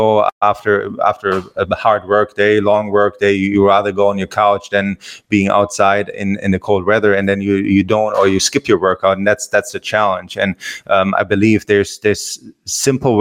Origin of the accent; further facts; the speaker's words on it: Germany; also born or lived in Hawaii / Los Angeles; now in Florida, United States; I grew up in Germany